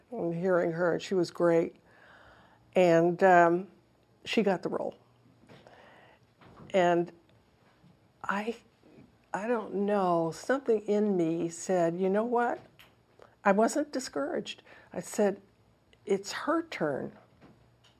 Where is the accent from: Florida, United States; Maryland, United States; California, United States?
California, United States; moved away as an adult; I'm from California